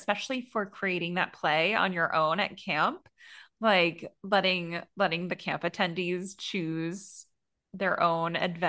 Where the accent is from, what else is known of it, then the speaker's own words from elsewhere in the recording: Connecticut, United States; near where I grew up in Connecticut